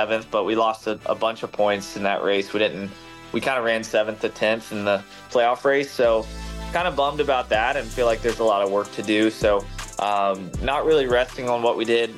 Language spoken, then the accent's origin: English; Charlotte, North Carolina, United States; growing up in Charlotte as a Charlotte kid